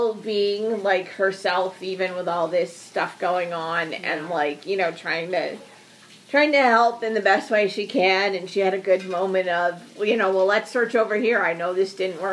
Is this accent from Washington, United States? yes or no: no; northern Vermont, United States; now in Texas, United States; I grew up in northern Vermont